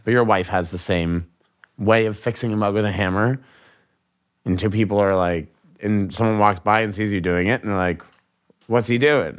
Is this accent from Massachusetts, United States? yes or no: yes; Boston, Massachusetts, United States; I'm from Boston. I was raised in a very confrontational road culture